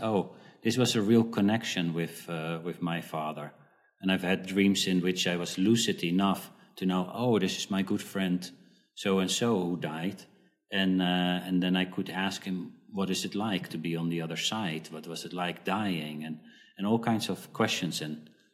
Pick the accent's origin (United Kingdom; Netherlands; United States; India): Netherlands; moved away as an adult; also born or lived in South Africa; at the age when I was four, we moved to the Netherlands, and uh, I lived there for uh, for a, a, pretty long time 20, 20 years